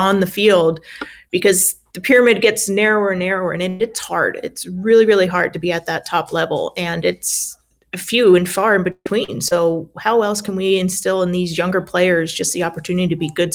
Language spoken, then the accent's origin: English; San Diego, California, United States; moved away; in my hometown, because I did find my way back to San Diego